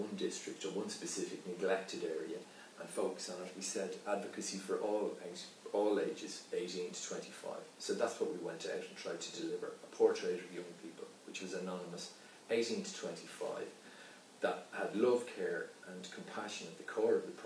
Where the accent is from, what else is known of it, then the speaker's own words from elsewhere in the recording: Dublin, Leinster, Ireland; I grew up in Belvedere. I was from the north side.